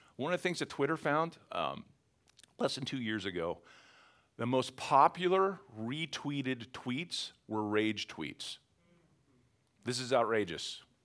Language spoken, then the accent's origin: English; Western Pennsylvania, United States; also born or lived in Philadelphia area; now in Philadelphia, United States; I'm from Western Pennsylvania